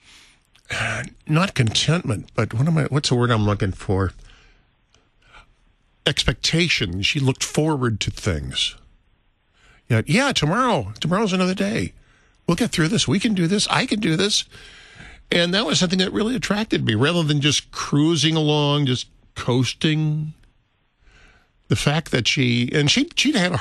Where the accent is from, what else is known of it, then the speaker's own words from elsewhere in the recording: St. Louis, Missouri, United States; moved away as an adult; also born or lived in California; I grew up in St. Louis